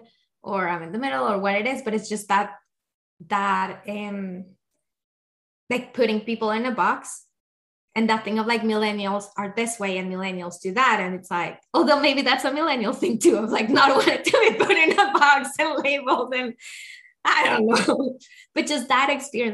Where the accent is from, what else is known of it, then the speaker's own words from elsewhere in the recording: Colombia; I'm from Colombia